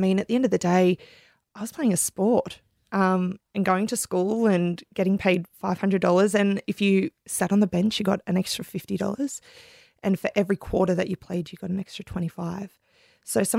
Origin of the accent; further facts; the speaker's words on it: Cronulla, New South Wales, Australia; Sydney, Cronulla.